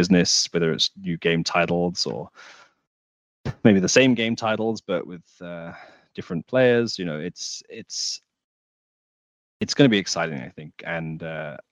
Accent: United Kingdom; I'm British

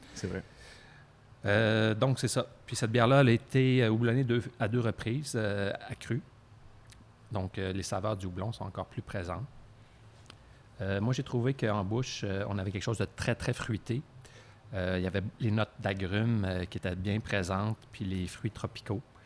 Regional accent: Quebec City, Quebec, Canada; moved away; je viens aussi de Québec à l'origine

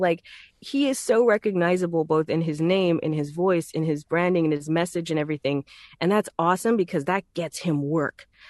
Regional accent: Texas, United States; accent: Southern; I'm from Texas, so th, that accent is very native

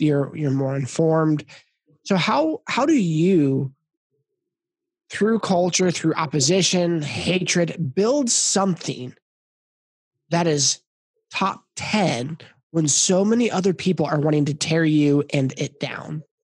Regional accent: Kansas, United States; moved away as an adult; also born or lived in Tulsa, Oklahoma / Phoenix, Arizona; I grew up in Kansas

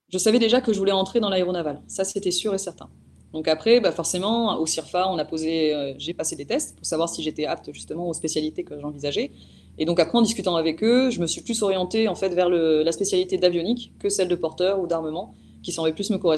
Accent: Provence-Alpes-Côte d'Azur, France; alors, je suis originaire des Hautes-Alpes, mais j'ai vécu euh, un petit peu partout euh, du fait que mon père était militaire.

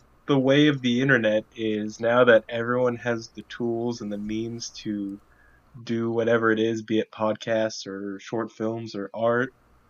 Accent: United States; as an American

